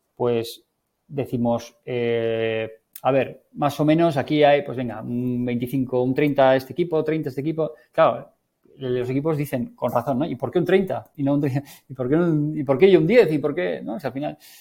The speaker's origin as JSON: {"language": "Spanish", "region": "Navarre", "country": "Spain", "said": "soy navarro"}